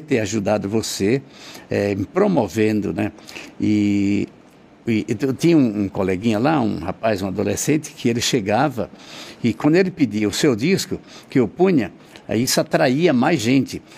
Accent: Northeast Region, Brazil; moved away; sou nordestino

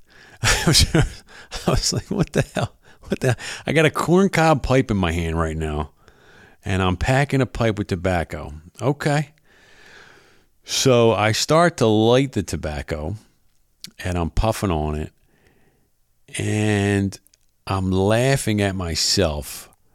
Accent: Philadelphia, Pennsylvania, United States; moved away as an adult; now in South Jersey, United States; I am originally from Philadelphia, South Philadelphia, actually

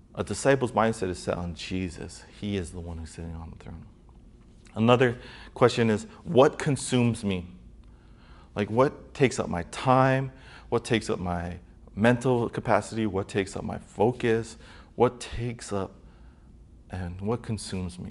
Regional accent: Hawaii, United States; people, um, from Hawaii

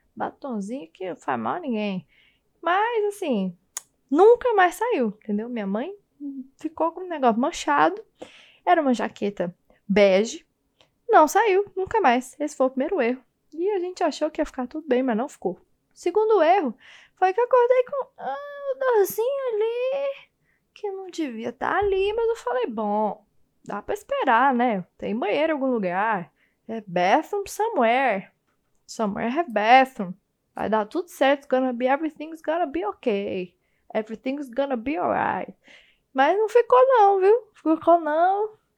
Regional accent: Goiânia, Goiás, Brazil; now in São Paulo, Brazil; agora eu tô morando em São Paulo, mas eu sou de Goiânia. Acho que você pode perceber pelo jeito que eu falo

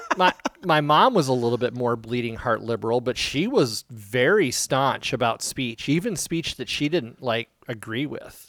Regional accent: Iowa, United States; growing up in Iowa

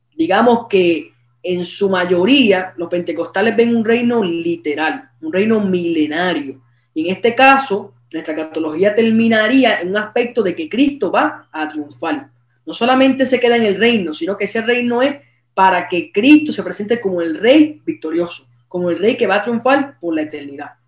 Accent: Aguadilla, Puerto Rico; soy de Puerto Rico, del pueblo de Aguadilla

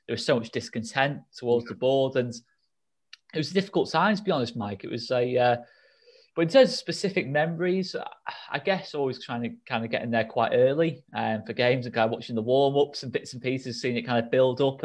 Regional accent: Southport, North West England, United Kingdom; I was born in Southport

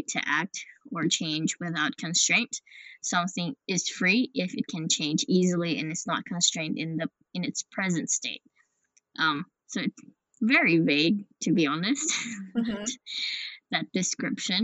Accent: Western Australia, Australia; we are from Australia, Western Australia

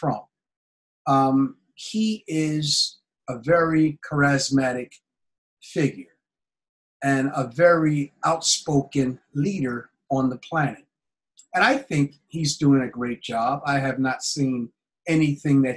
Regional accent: United States; I'm an American

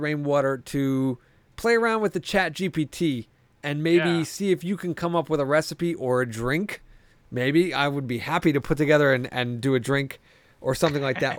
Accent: New Haven, Connecticut, United States; I come from the New Haven area, so pizza is like mm. what we're fucking known for around here.

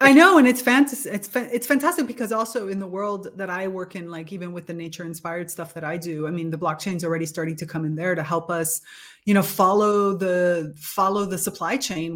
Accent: Miami, Florida, United States; moved away as an adult; now in Italy; Growing up in South Florida, in Miami

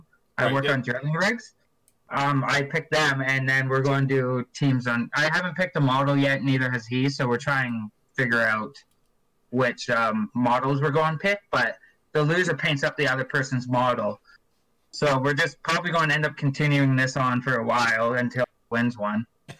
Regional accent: Rocky Mountain House, Alberta, Canada; Oh yeah, and I am from Alberta. I'm up in Rocky Mountain House or near Red Deer.

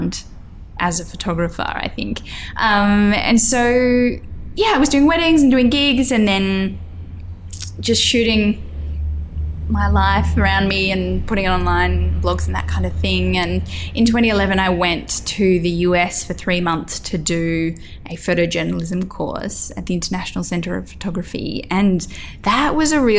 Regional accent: Grafton, New South Wales, Australia; moved away as an adult; also born or lived in Lismore, New South Wales / Coffs Harbour, New South Wales; growing up in Grafton with a population of about 17,000

